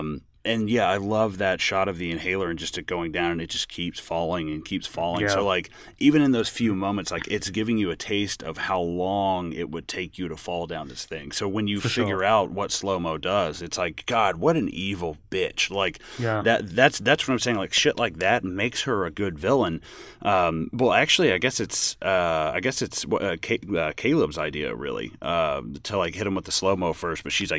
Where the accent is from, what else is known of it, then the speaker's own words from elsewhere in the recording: England, United Kingdom; dude, I'm an English guy, so fuck it.